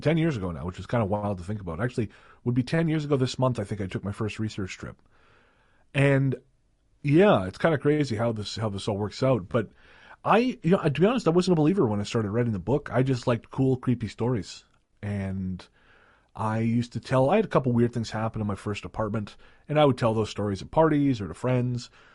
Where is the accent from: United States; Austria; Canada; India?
Canada; Revelstoke, British Columbia; moved away; I went back to Revelstoke, which is my hometown